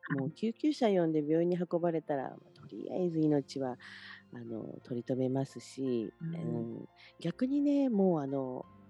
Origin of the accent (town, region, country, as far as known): Shimonoseki, Yamaguchi, Japan; born or raised there; moved away